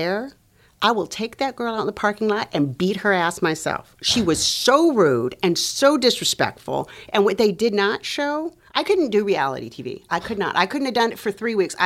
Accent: Los Angeles, California, United States; moved away as an adult; also born or lived in North Dakota / Venezuela; I am Latina from Los Angeles.

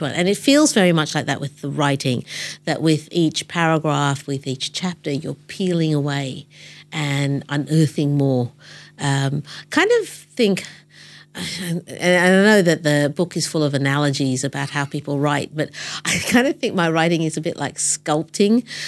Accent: Australia; I'm brown. And I grew up in Australia

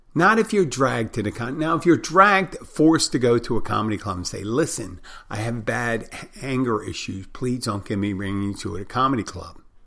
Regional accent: Philadelphia, Pennsylvania, United States; I'm from Philadelphia too, like Will Smith.

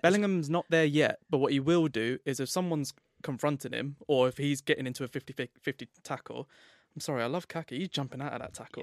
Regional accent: England, United Kingdom; I'm English as well

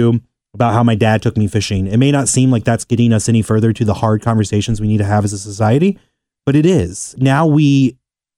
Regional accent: Mason, Ohio, United States; moved away as an adult; also born or lived in Walnut Hills, Cincinnati; I grew up in Mason, and my family had no idea why I would want to live in Walnut Hills

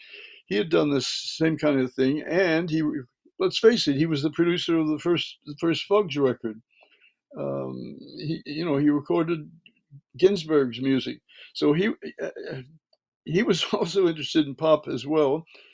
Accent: Birmingham, Alabama, United States; from early childhood, I was raised in Birmingham, Alabama.

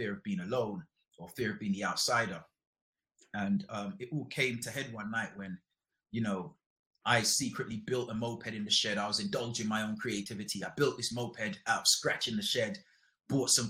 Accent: London, United Kingdom; also born or lived in Jamaica; I moved to London to live with my mom.

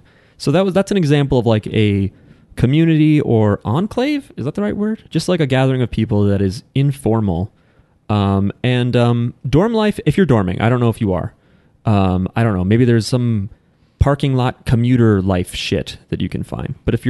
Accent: Philippines; We are Filipino.

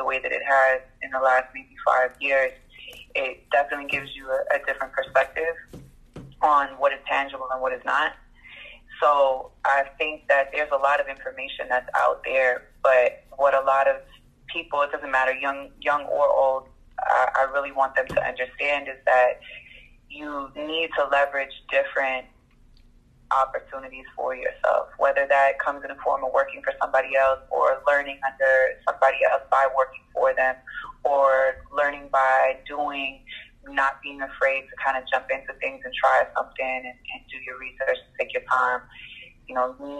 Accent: New York City, New York, United States; accent: New York; moved away as an adult; also born or lived in Bronx / Birmingham, Alabama / Toronto; now in Atlanta, United States; I'm from Dyckman, which is Washington Heights. Well, technically it's Inwood

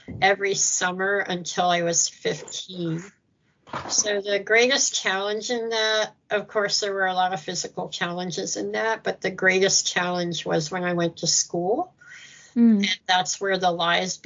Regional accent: Philadelphia, Pennsylvania, United States; moved away as an adult; also born or lived in China / Philippines / Hong Kong / Hawaii; I'm from Philadelphia

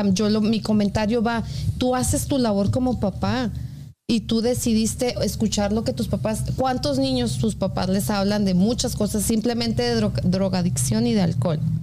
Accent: Ciudad Juárez, Chihuahua, Mexico; now in United States; Aquí en Estados Unidos a mí me preguntan por series, porque como les digo que soy de Juárez

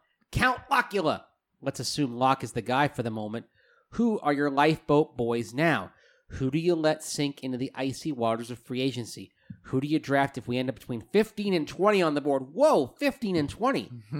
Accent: Colorado, United States; now in Fargo, United States; I've been a diehard Broncos and Nuggets fan ever since I was a kid growing up in Colorado. It may be Vikings land up here, but there are a lot of Broncos supporters around here, too.

